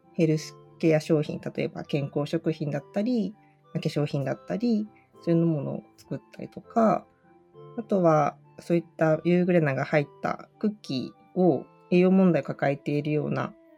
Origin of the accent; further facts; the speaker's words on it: Urayasu, Chiba, Japan; 生まれも育ちも都会というか、全然畑とかない、コンクリートジャングルみたいなところに生まれたんですね。